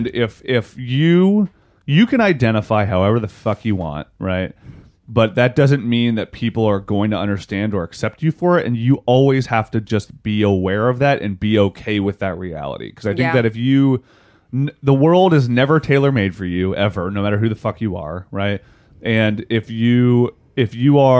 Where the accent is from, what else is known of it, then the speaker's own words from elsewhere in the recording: West Virginia, United States; I'm from West Virginia